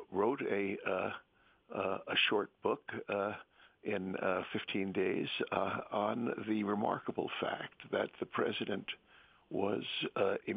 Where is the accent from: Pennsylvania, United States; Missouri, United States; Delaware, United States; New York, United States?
New York, United States; New York City; I was born in the Bronx, and I'm a child of the public schools